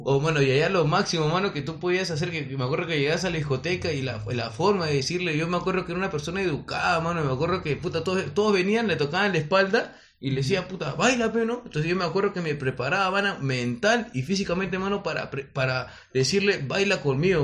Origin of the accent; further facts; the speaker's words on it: Lima, Peru; yo vengo desde Coma, manito, desde Coique